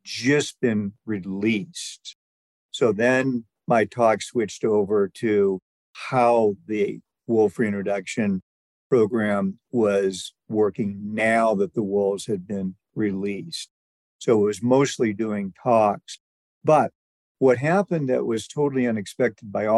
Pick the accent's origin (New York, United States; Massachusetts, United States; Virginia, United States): Massachusetts, United States; now in Silver Gate, United States; I'm originally from Massachusetts.